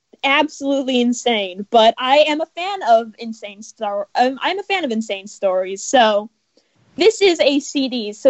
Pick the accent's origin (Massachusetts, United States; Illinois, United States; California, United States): California, United States; Los Angeles